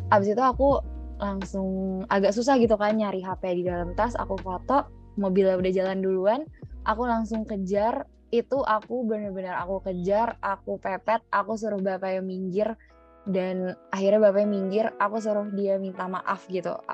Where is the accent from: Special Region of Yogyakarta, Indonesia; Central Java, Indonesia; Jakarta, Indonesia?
Jakarta, Indonesia; now in Malang, Indonesia; aku kan asalnya dari Jakarta ya mau aku di Jakarta mau aku di uh, sekarang di Malang gitu